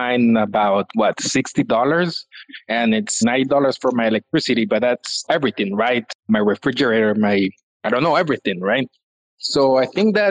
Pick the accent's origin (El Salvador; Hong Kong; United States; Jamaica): El Salvador; I'm from El Salvador, and I'm an engineer